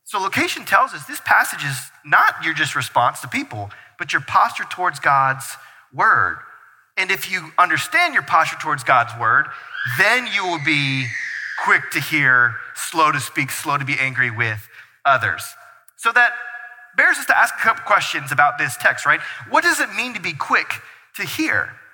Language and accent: English; North Carolina, United States; now in Brighton, United States; we're from North Carolina, and so like plants were like a thing because we had something called grass and soil that we owned in our backyard